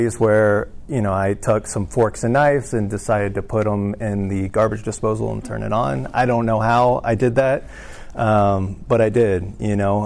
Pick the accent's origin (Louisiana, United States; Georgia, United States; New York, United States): Georgia, United States; Atlanta; moved away as an adult; also born or lived in San Antonio, Texas; we moved from San Antonio to Atlanta. That's where I spent most of my life. You know, I moved there at 4 and lived there until about 25